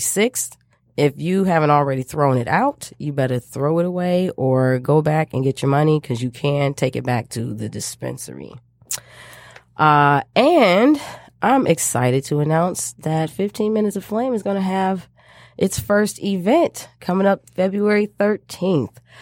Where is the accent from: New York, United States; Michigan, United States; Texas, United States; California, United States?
Michigan, United States; back to my home state of Michigan, where I was born and raised.